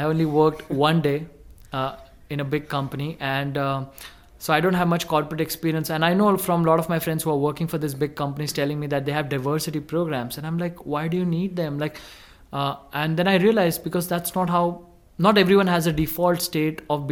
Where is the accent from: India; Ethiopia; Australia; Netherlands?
India; growing up in India was interesting because it's such a chaotic, organized as well society.